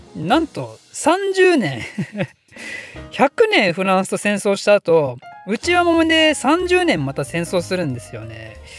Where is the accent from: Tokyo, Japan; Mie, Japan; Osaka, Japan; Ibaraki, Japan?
Ibaraki, Japan; Ryugasaki; moved away; 私の地元は茨城県の龍ケ崎市っていうとこなんですけど